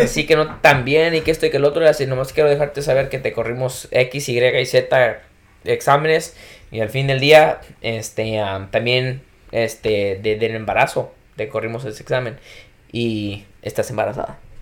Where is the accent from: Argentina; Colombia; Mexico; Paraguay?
Mexico; Jalisco; soy de Jalisco